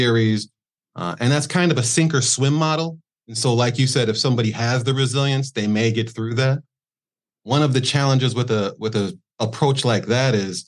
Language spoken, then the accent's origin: English; Milwaukee, Wisconsin, United States; now in Florida, United States; Originally from Milwaukee, Wisconsin. That's where I was born and bred